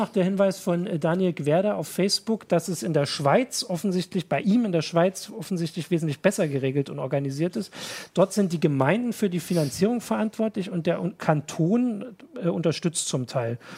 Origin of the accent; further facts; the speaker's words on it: Thuringia, Germany; Ich als Thüringer, der nun immer nur zwölf Jahre zur Schule gegangen ist, habe das nie so ganz verstanden.